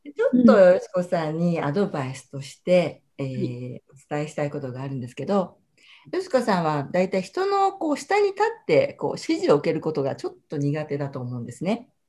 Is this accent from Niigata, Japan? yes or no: no; Hakata, Fukuoka, Japan; accent: Hakata dialect; 私も博多弁がついつい出ますけれど